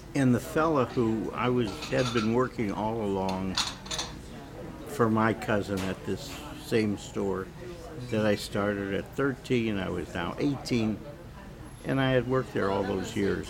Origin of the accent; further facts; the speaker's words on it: Erie, Pennsylvania, United States; I was born in Erie, Pennsylvania, which is uh, right on Lake Erie